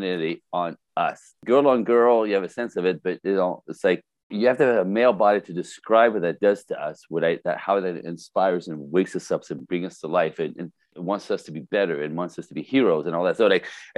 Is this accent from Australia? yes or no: no; Canada; first language French; English is a second language; now in Los Angeles, United States; I am French-Canadian originally. French, first language.